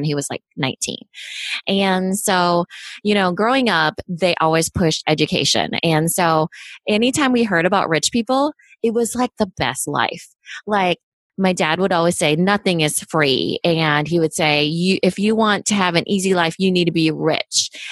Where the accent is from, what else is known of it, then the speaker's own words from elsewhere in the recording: United States; I was born in the States, though. So I was of the first generation